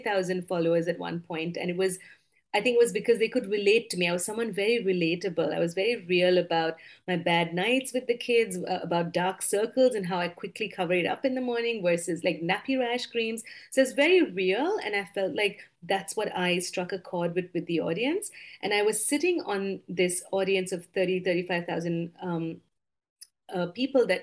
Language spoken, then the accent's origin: English; Sri Lanka; moved away as an adult; also born or lived in United States; now in Singapore; I am of Indian origin, but I grew up in Sri Lanka, so I consider Sri Lanka my home. I was there for 18 years of my youth